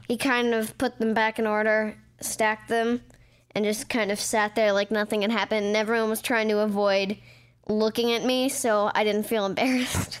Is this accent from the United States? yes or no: yes; Beverly Hills, California, United States; I was born in Beverly Hills